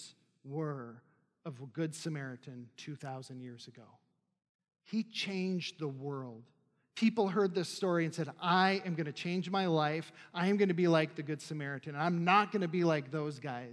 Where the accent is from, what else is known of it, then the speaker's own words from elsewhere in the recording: North Dakota, United States; moved away; I was probably 14, 15 at the time, and I'm from North Dakota, barren lands